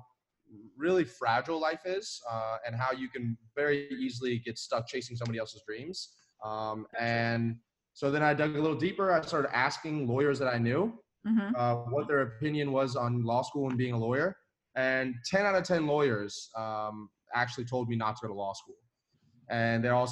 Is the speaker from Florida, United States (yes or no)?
yes; Florida, United States; also born or lived in Atlanta; I was in Florida at the time